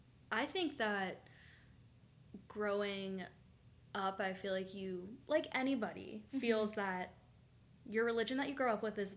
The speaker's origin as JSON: {"language": "English", "region": "the South", "country": "United States", "tie": "born or raised there", "said": "And growing up in the South, I had so many friends that it broke my heart, honestly."}